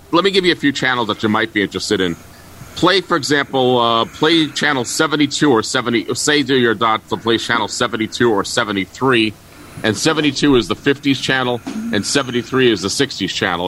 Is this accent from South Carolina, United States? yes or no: no; New York City, New York, United States; moved away; I grew up in New York City